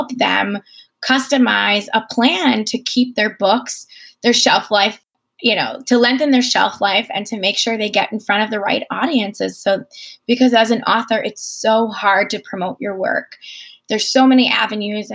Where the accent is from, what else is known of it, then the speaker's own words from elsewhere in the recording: Chicago, Illinois, United States; I've been writing for Chicago Parent, which is in my hometown